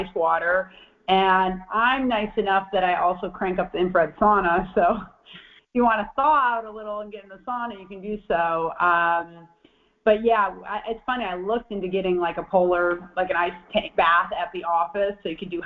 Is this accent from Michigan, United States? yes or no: yes; Michigan, United States; moved away as an adult; I'm from Michigan originally, and I spent a long time. I lived 30 years in Michigan